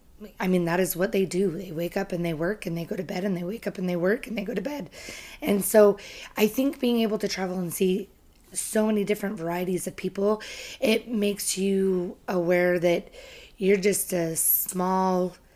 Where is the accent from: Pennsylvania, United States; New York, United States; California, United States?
California, United States; also born or lived in England / Missouri; Well, my family was military, and so I spent for 6 years of my life in England, and then we moved to Missouri for 2 years, and then California is where I did junior high and high school.